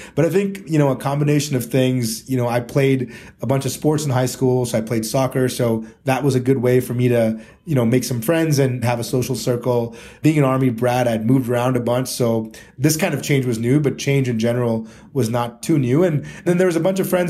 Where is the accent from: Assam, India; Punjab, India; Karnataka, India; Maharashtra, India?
Karnataka, India; Bangalore; moved away; also born or lived in Chicago, United States / Mumbai, India / Delhi, India; here in Bangalore in the south, which also happens to be my hometown.